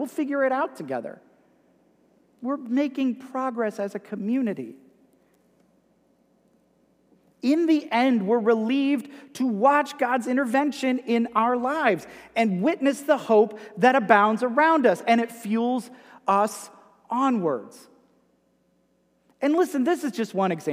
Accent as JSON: {"language": "English", "country": "United States", "accent": "Yankee", "moved": "yes", "said": "my Yankee accent"}